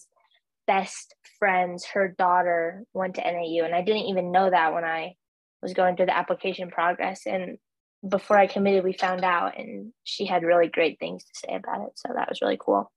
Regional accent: Fairbanks, Alaska, United States; I'm from Fairbanks, Alaska

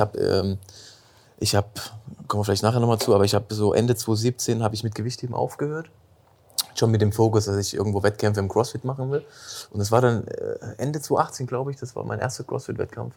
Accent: Dresden, Saxony, Germany; moved away as an adult; now in Heidelberg, Germany; bin gebürtig aus Dresden, Landeshauptstadt von Sachsen. Und bin vor zehn Jahren nach Heidelberg gezogen

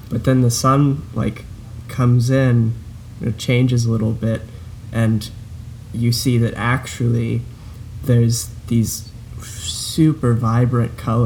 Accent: Houston, Texas, United States; now in Louisiana, United States; where I grew up in Houston, downtown

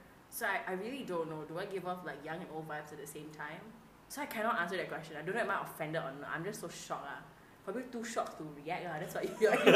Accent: Malaysia

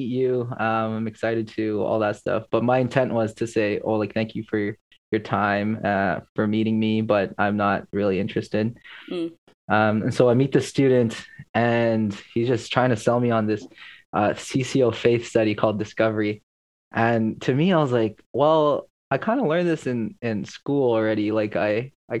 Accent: Toronto, Ontario, Canada; I'm Filipino and I was raised in Scarborough

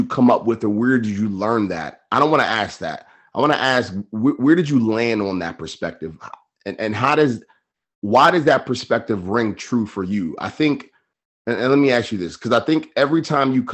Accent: Baltimore, Maryland, United States; I grew up in Baltimore

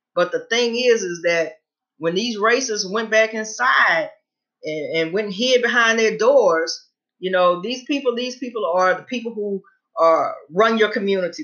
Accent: Louisiana, United States; I'm originally from Louisiana

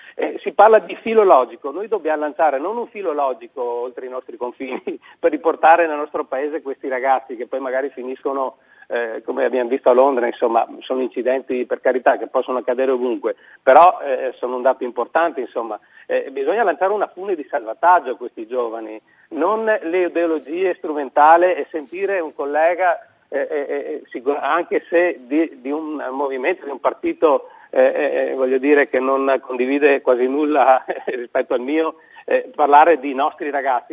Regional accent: Veneto, Italy; come Veneti

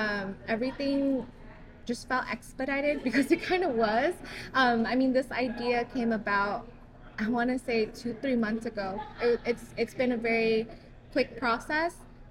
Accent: Westminster, California, United States; I was born and raised in Little Saigon.

